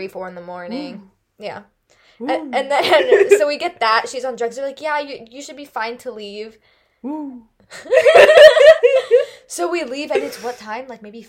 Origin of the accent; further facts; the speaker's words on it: Bay Area, California, United States; moved away; I'm from the Bay Area.